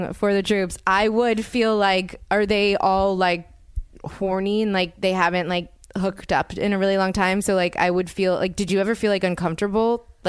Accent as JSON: {"language": "English", "region": "the South", "country": "United States", "said": "I'm from the South."}